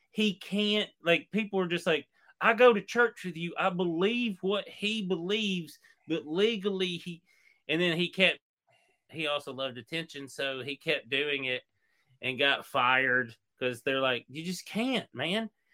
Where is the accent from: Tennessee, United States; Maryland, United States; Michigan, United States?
Tennessee, United States; East; I'm from East Tennessee